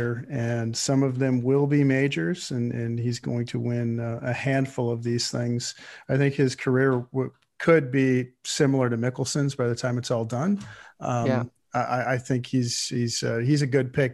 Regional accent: United States; So, US, only because I'm from here

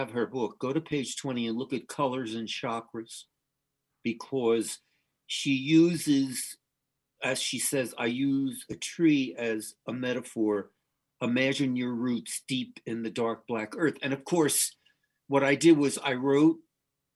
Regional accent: New Jersey, United States; I grew up in New Jersey, very close to Manhattan.

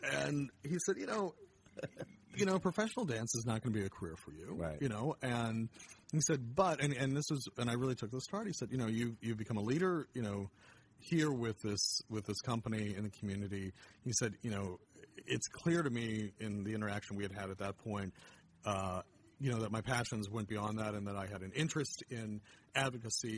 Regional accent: Erie, Pennsylvania, United States; also born or lived in State College, Pennsylvania; now in Indianapolis, United States; I grew up in Erie, Pennsylvania, and uh, mainly Pennsylvania

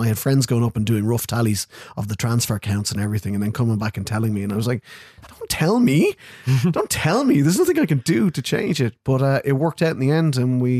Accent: Ireland; I've heard it described as the Irish equivalent of cricket.

